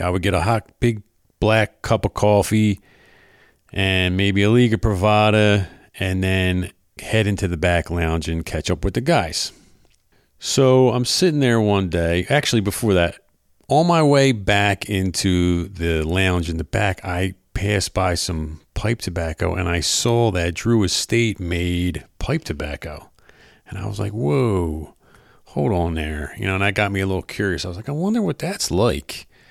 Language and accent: English; Philadelphia, Pennsylvania, United States; moved away as an adult; now in South Jersey, United States; I am originally from Philadelphia, South Philadelphia, actually